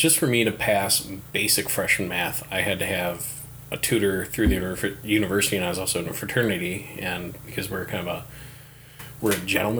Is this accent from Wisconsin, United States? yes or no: yes; Hudson, Wisconsin, United States; I grew up in Hudson.